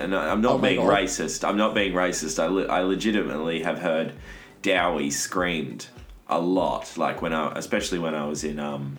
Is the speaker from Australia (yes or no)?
yes; Perth, Western Australia, Australia; I am from Perth.